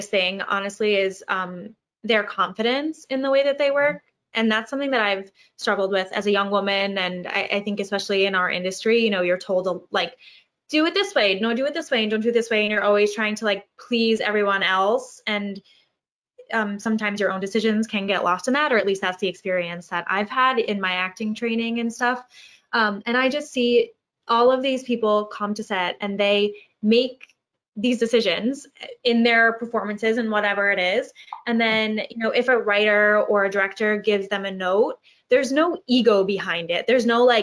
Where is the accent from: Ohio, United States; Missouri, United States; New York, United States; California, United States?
New York, United States; Long Island; I'm from Long Island, and when I was auditioning for college programs, I was like, "Hey, I'm here to audition," like you know.